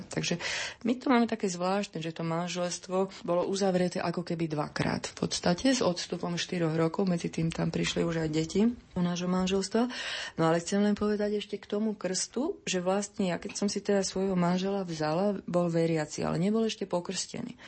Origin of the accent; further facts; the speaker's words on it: Slovakia; ja som Slovenka